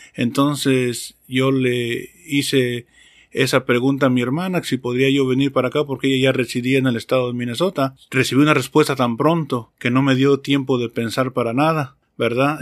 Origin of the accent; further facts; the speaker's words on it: Mexico; moved away as an adult; now in Delaware, United States; soy mexicano